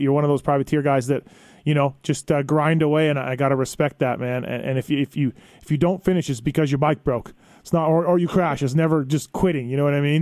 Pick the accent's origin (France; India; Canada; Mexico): Canada; now in United States; I'm foreigner too. I'm from Canada, living down here